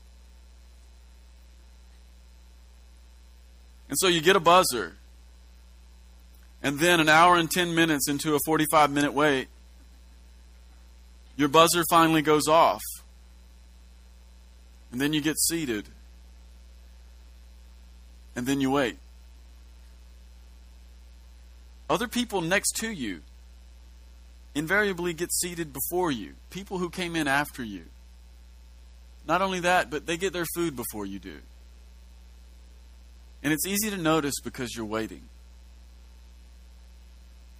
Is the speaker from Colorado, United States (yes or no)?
no; Kentucky, United States; we've been raised in such a un-Jewish fashion, which is normal, we're from Kentucky